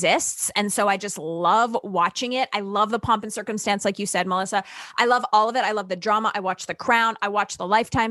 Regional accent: Canada; I'm Canadian.

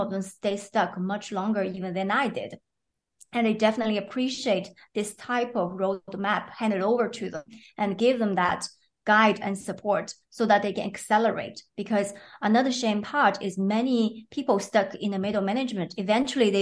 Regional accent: China; moved away as an adult; also born or lived in Sweden; now in Belgium; I was born in China and I lived there until I was 28 years old

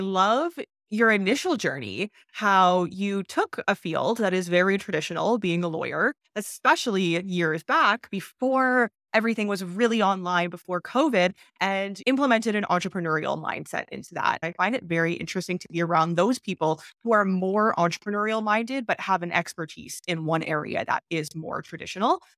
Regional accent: Canada; moved away as an adult; now in Mexico; I was born in Canada

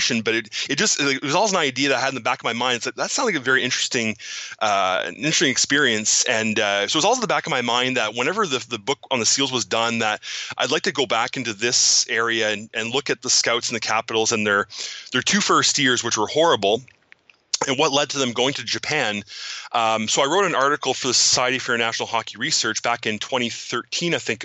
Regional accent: Cornwall, Ontario, Canada; now in Ottawa, Canada; I grew up in Cornwall, Ontario, Canada. I currently live in Ottawa, which is about an hour and a half north of Cornwall.

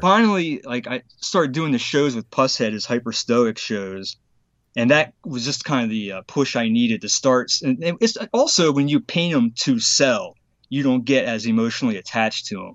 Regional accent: Harrisburg, Pennsylvania, United States; Harrisburg, Pennsylvania

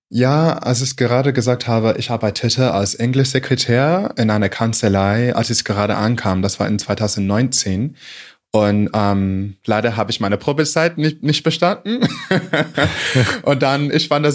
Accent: Michigan, United States; German is a second language; moved away as an adult; also born or lived in China; now in Munich, Germany; ich komme aus Amerika, ähm, ich komme aus Michigan und ich wohne in Deutschland seit zwei Jahren.

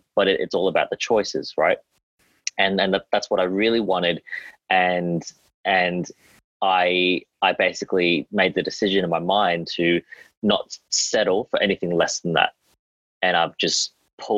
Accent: Australia; accent: Australian; I'm Australian

